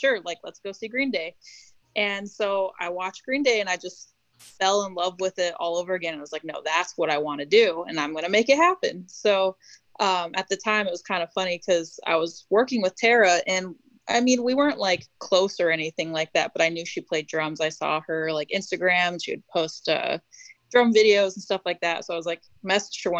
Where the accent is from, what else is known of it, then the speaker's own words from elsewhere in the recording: Arizona, United States; also born or lived in Santa Rosa, California; I moved to Arizona when I was about 5